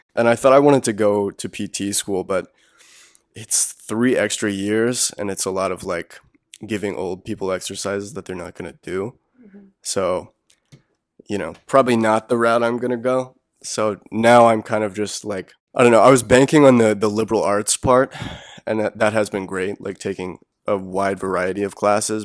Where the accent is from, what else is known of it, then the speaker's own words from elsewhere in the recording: Wilmington, North Carolina, United States; now in Chapel Hill, United States; I'm from Wilmington.